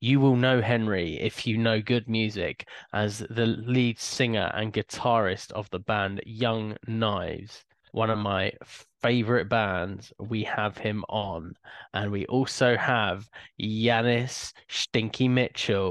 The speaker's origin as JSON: {"language": "English", "town": "Hemel Hempstead", "region": "East of England", "country": "United Kingdom", "said": "I'm from Hemel Hempstead."}